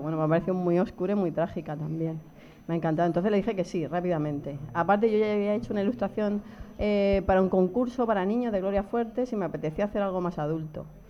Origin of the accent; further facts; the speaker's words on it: Region of Murcia, Spain; moved away; Soy muy, muy murciana y lo llevo muy a gala